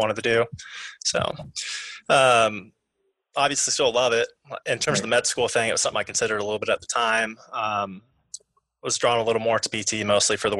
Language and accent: English; Missouri, United States; moved away as an adult; I'm from Missouri, kind of Midwest, not a whole lot around